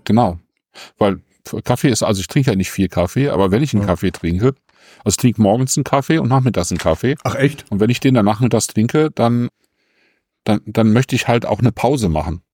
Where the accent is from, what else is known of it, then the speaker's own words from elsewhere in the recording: Germany; bei uns in Deutschland